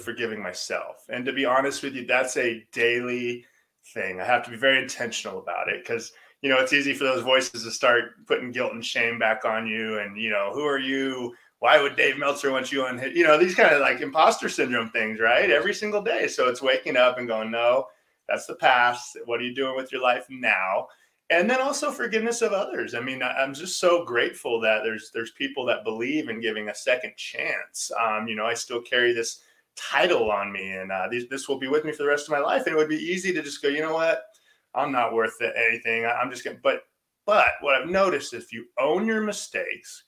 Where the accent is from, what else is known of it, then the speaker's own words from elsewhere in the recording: Orange County, California, United States; as a young boy growing up in Orange County, right down the street from you